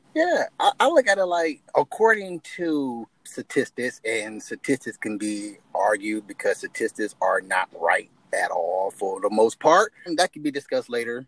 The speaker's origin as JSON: {"language": "English", "country": "United States", "tie": "born or raised there", "said": "I grew up in America"}